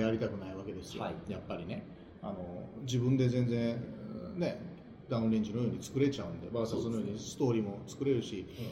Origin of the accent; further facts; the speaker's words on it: Kansai, Japan; 関西人だから